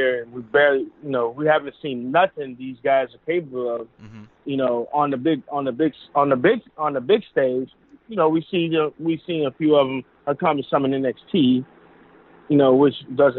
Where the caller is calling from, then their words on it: Chicago, Illinois, United States; … from Chicago.